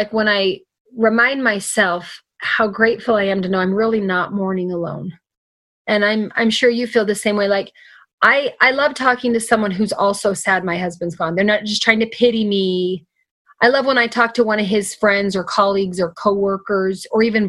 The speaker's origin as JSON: {"language": "English", "country": "United States", "said": "as an American citizen, as a resident here"}